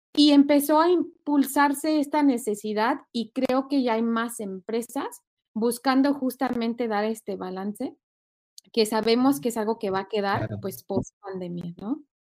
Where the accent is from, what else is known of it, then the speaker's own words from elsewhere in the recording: Mexico; now in United States; originaria de México, te digo, yo extraño la cultura